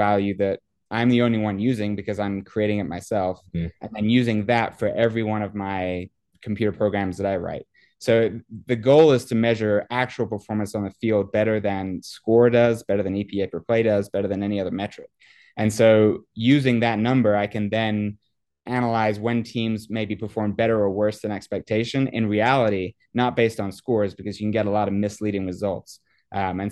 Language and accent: English; England, United Kingdom; moved away; when I was a kid, I grew up in England, actually.